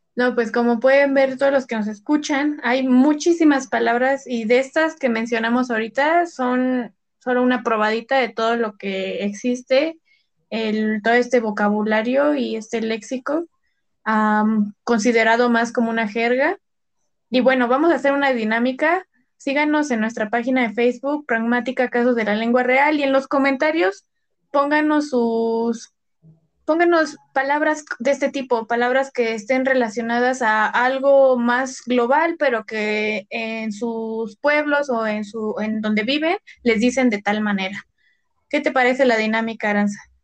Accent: State of Mexico, Mexico; nosotras al ser del Estado de México

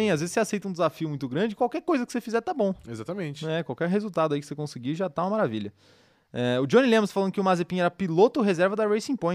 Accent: Campinas, São Paulo, Brazil; A gente é do interior de São Paulo. Campinas, ali, região.

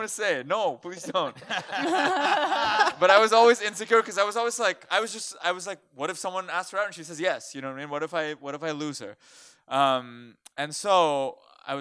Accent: India; now in United States; I grew up in India

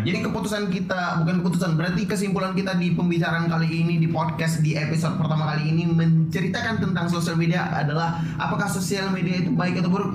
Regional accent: Sumatra, Indonesia; kita anak Sumatera.

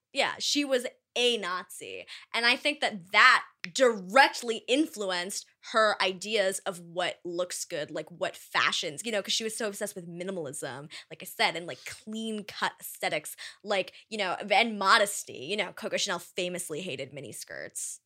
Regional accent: East Coast, United States; I am from the East Coast

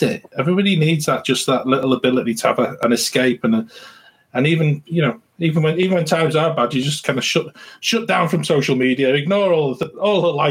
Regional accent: England, United Kingdom; we come from England

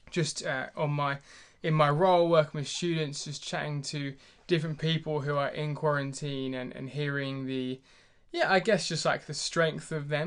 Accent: United Kingdom; as a Brit

